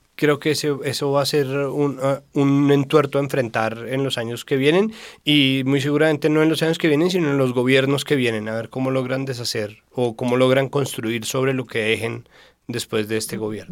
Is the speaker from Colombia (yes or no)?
yes; Colombia; nosotros somos muy susceptibles como colombianos